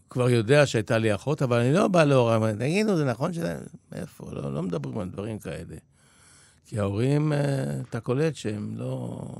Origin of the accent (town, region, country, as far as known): Israel; born or raised there; also born or lived in Poland